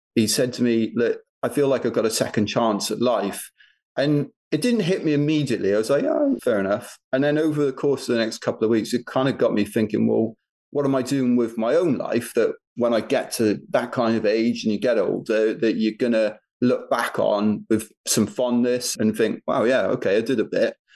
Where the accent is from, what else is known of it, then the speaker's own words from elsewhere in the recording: United Kingdom; We're British